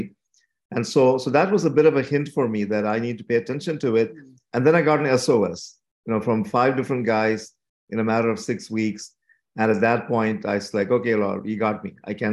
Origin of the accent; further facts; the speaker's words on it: India; moved away as an adult; also born or lived in Canada; now in St. Catharines, Canada; I was born and brought up in India. And when I was 18 years old, our family moved to Canada.